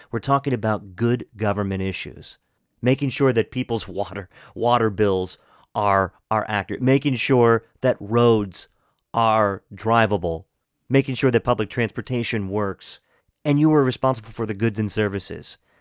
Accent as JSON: {"language": "English", "area": "Washington County", "region": "Maryland", "country": "United States", "tie": "born or raised there", "said": "I grew up in Washington County"}